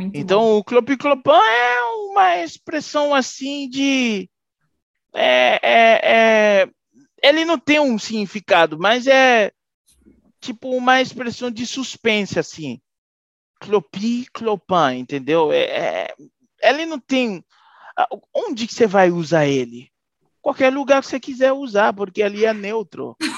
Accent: Haiti; moved away as an adult; Sou haitiano mesmo

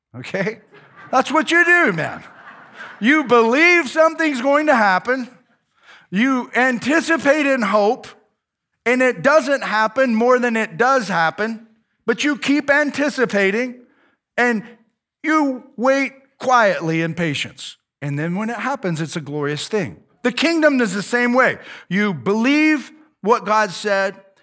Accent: United States; I'm an American

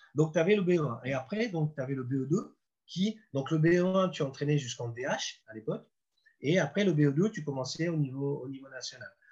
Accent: Deauville, Normandy, France; now in Nancy, France; j'étais chez moi à Deauville avec mes potes

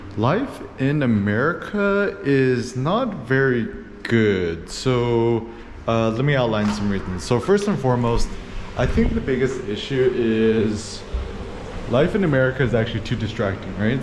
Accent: Bay Area, California, United States; moved away as an adult; now in Phnom Penh, Cambodia; I was born in the States, born, born in the Bay Area

